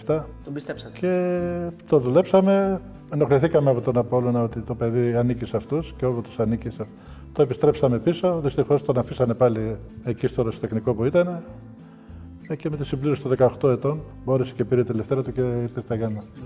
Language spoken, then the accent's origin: Greek; 60 km outside Munich, Bavaria, Germany; moved away as an adult; also born or lived in United States; now in Greece; Εγώ μέναμε εκείνο το καιρό κάπου 60 χιλιόμετρα έξω από το Μόναχο. Ναι. Και καθημερινό από μικρό από τη Δευτέρα Δημοτικού έκανα αυτή το διαδρομή 60 χιλιομετρων